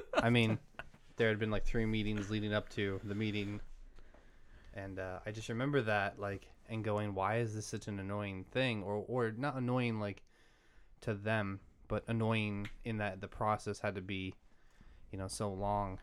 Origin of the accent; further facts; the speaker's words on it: Massachusetts, United States; moved away; also born or lived in Maryland / Pennsylvania; I grew up in Massachusetts